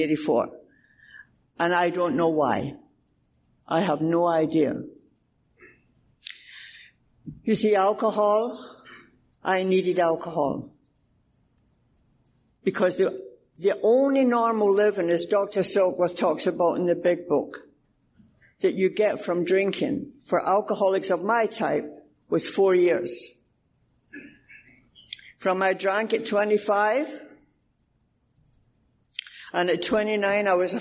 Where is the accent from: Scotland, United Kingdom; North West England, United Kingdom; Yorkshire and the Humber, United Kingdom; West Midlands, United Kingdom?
Scotland, United Kingdom; moved away